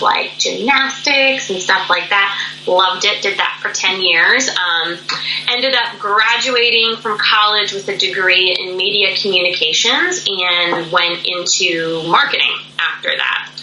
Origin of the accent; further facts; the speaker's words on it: Pennsylvania, United States; now in North Carolina, United States; I grew up in the state of Pennsylvania, which is in the northeastern part of the U.S.